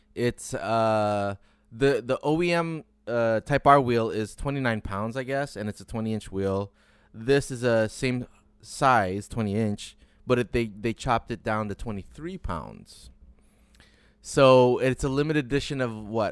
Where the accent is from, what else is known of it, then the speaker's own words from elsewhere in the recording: Detroit, Michigan, United States; moved away; also born or lived in Chicago; growing up in Detroit